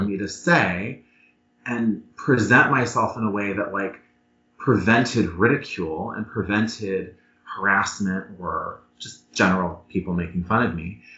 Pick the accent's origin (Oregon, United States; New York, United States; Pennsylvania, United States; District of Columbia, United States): Pennsylvania, United States; Erie; now in Washington, D.C., United States; I'm originally from Erie, Pennsylvania